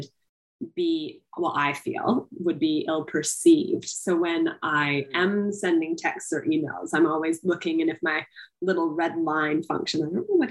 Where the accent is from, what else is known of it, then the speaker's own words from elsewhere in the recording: Canada; I'm actually Canadian.